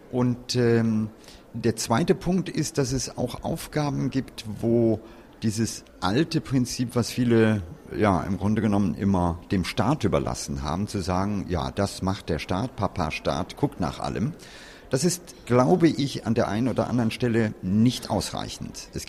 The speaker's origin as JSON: {"language": "German", "town": "Hennef", "region": "North Rhine-Westphalia", "country": "Germany", "tie": "born or raised there", "said": "Und äh, in meiner Heimat Hennef, die ist nicht weit weg von hier"}